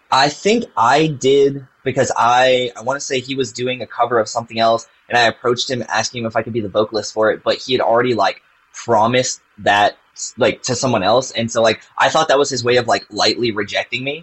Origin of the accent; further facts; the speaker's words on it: Virginia, United States; Yep, and I'm, I'm from Virginia.